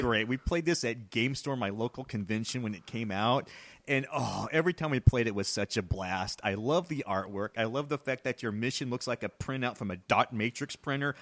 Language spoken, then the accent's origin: English; Texas, United States; I'm from Texas